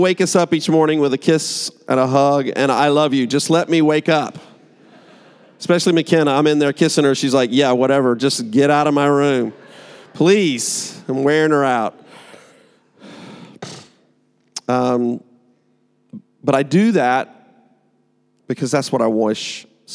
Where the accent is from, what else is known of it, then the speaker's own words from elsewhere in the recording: United States; I'm American